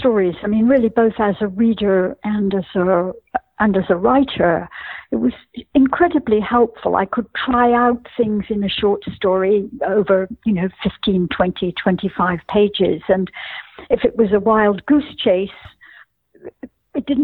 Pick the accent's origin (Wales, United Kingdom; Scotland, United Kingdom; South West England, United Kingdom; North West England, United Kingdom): Scotland, United Kingdom; growing up in Scotland, where at least in the world of my childhood, almost everyone was brown-haired and blue-eyed.